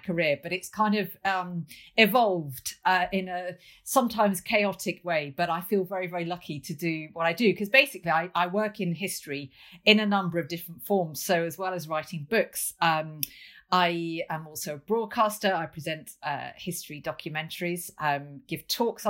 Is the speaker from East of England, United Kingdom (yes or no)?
no; Lincoln, East Midlands, United Kingdom; Lincoln Castle, my hometown